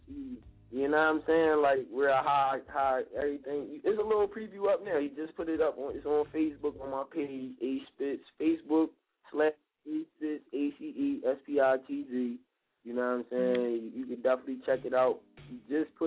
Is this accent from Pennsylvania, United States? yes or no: yes; Philadelphia, Pennsylvania, United States; I'm from West Philly